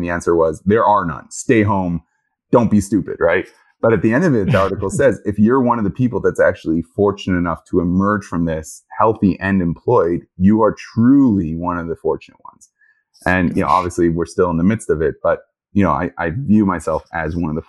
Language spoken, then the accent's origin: English; Jerusalem, Jerusalem District, Israel; also born or lived in Toronto, Canada / New York, United States; now in Houston, United States; Born in Toronto. Okay. Grew up in Jerusalem.